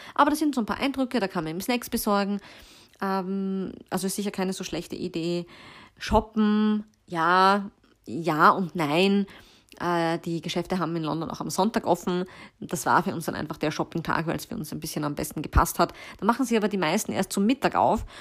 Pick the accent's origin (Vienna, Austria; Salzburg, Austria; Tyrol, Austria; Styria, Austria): Vienna, Austria; bei uns in Wien